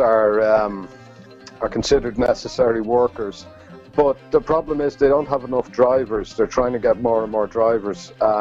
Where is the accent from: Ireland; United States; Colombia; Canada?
Ireland; moved away as an adult; now in Cambridge, United Kingdom; Being Irish